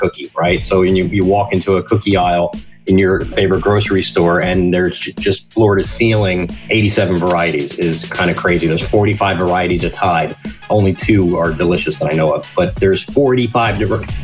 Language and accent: English; New Jersey, United States; I'm from New Jersey